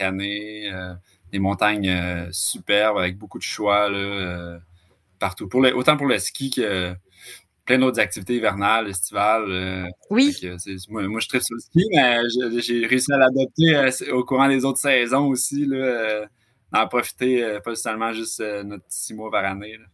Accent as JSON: {"language": "French", "town": "Laval", "region": "Quebec", "country": "Canada", "also_born_or_lived": "Western Canada", "moved": "as an adult", "lives_now": "Gaspésie, Canada", "said": "je, viens, de Laval, en fait, encore plus euh, banlieusard"}